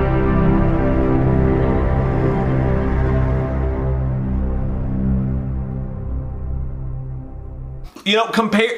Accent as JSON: {"language": "English", "region": "West Virginia", "country": "United States", "tie": "born or raised there", "said": "I'm from West Virginia"}